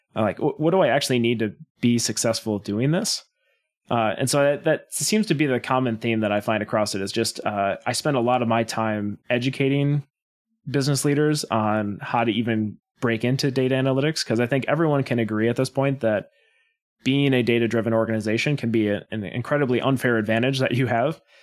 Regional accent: Wisconsin, United States; born and raised in Wisconsin

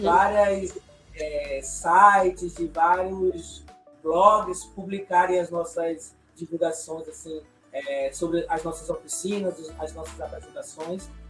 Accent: Ilhéus, Bahia, Brazil; eu sou de Ilhéus, aqui no interior da Bahia, né? Litoral Sul

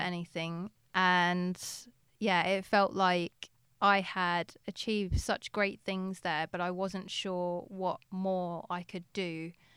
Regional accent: England, United Kingdom; being English

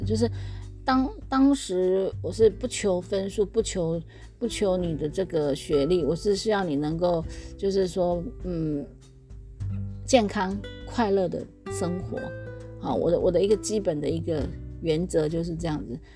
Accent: Taiwan; moved away as an adult; 像我们台湾有这么多的早餐店、美而美啊这些

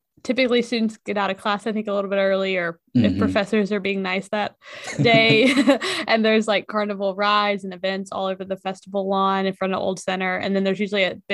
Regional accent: South Florida, United States; moved away as an adult; now in Kentucky, United States; I came from South Florida

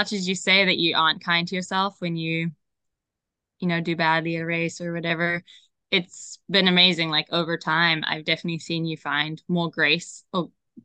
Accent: Zimbabwe; moved away as an adult; also born or lived in Idaho, United States; now in California, United States; growing up in Zimbabwe

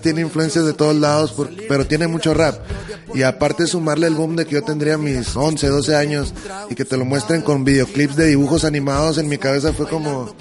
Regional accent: Hermosillo, Sonora, Mexico; now in Guadalajara, Mexico; yo que vengo de Hermosillo, Sonora, donde hay menos de un millón de habitantes

